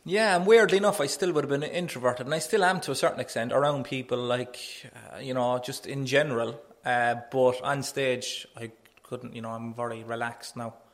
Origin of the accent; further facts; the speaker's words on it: Cork, Munster, Ireland; I'm a comedian from Knocknaheeny